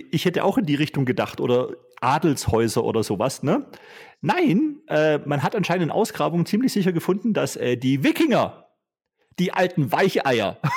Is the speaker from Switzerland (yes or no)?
no; Vorarlberg, Austria; Ich bin ein schwäbischer Vorarlberger.